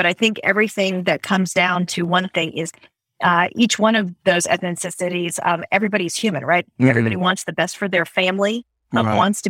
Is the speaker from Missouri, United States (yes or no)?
no; South Florida, United States; now in North Carolina, United States; I grew up in South Florida.